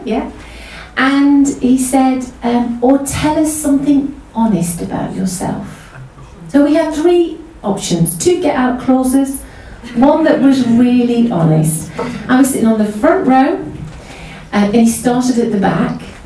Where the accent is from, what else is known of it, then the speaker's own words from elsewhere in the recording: Mansfield, East Midlands, United Kingdom; We grew up in Mansfield. We're originally northern kids